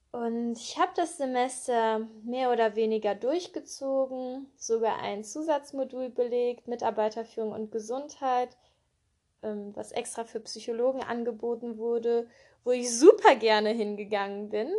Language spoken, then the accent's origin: German; Cologne, North Rhine-Westphalia, Germany; Ich bin in Köln geboren und aufgewachsen